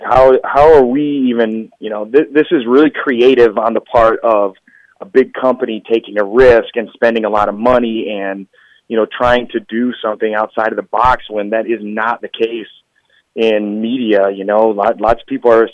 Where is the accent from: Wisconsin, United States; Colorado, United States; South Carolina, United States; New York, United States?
Wisconsin, United States; I'm from Wisconsin, so these kind of things are everywhere